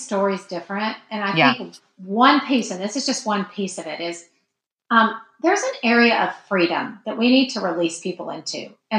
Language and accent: English; the South, United States; we grew up in the South and you have to be nice to everybody.